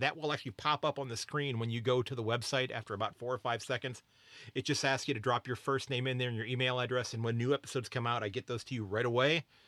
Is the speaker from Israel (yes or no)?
no; United States; I'm an American